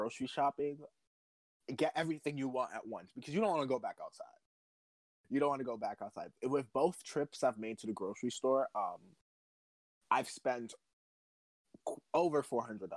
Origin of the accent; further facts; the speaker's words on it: New York City, New York, United States; I'm from the Bronx